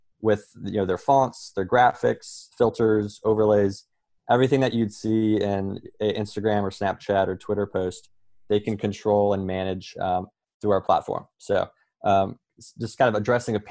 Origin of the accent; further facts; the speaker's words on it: Colorado, United States; moved away as an adult; now in New York, United States; I'm from Colorado, but I've been here in New York for around 5 years now.